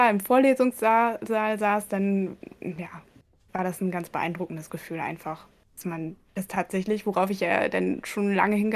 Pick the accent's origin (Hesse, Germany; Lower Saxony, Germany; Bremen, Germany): Lower Saxony, Germany; Aurich; Teil auch dann in den Semesterferien habe ich sehr viel Zeit in einer Kleintierpraxis in Aurich, also meinem Heimatort, verbracht.